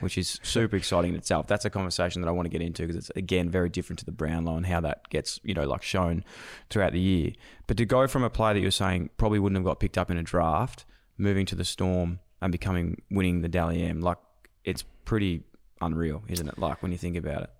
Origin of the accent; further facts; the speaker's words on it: Melbourne, Victoria, Australia; I'm from Melbourne